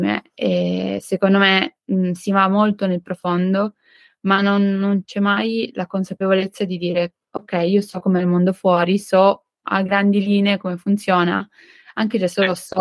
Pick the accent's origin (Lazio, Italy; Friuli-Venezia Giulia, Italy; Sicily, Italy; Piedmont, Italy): Piedmont, Italy; Turin; also born or lived in Nancy, France; vengo da Torino